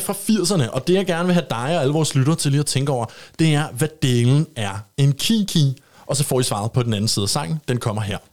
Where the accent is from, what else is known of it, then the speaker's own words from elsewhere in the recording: Copenhagen, Capital Region of Denmark, Denmark; nu er jeg fra København